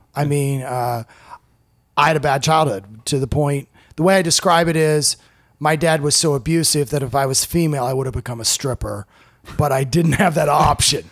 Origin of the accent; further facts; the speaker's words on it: Iowa, United States; moved away as an adult; now in Indianapolis, United States; I grew up in Iowa and I've lived in Indianapolis basically my whole adult life after college